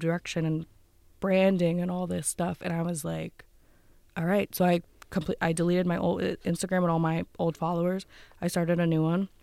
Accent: Wilkes-Barre, Pennsylvania, United States; moved away as an adult; now in Pittsburgh, United States; I'm not originally from Pittsburgh. I'm from Wilkes-Barre.

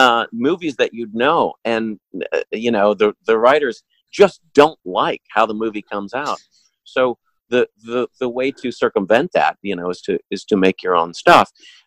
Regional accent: Chicago, Illinois, United States; now in Los Angeles, United States; Rod and I grew up in Chicago

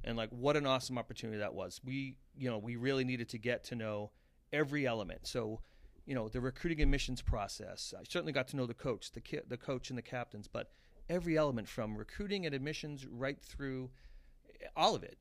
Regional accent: Abington, Massachusetts, United States; I'm from Abington, and, and people's reaction would be like, oh, that's a tough little town

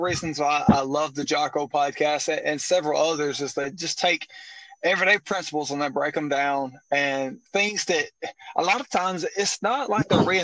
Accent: northeast Mississippi, United States; I'm from Mobile, Mississippi, up in the northeast corner.

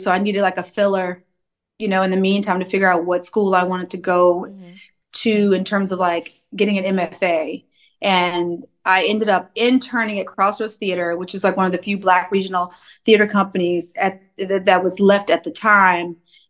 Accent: McComb, Mississippi, United States; moved away as an adult; also born or lived in Gainesville, Florida / New Brunswick, New Jersey; now in Queens, New York, United States; Well, I was accidentally born in Gainesville, Florida, but I was raised in Mississippi.

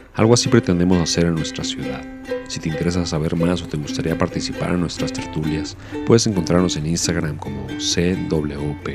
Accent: Mexico

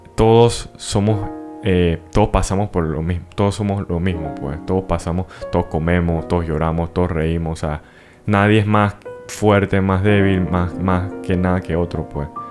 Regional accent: Panama; siendo panameño

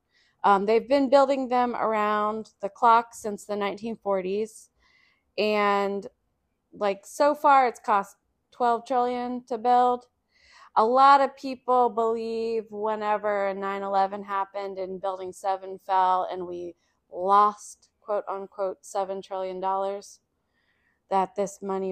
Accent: Columbus, Ohio, United States; I grew up in Columbus, Ohio. There's no subway there.

